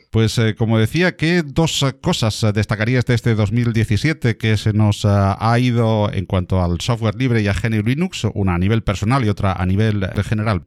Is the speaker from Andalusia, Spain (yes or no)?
yes; Málaga, Andalusia, Spain; de Málaga, pues eh, no es porque yo lo haya elegido, porque sea mi tierra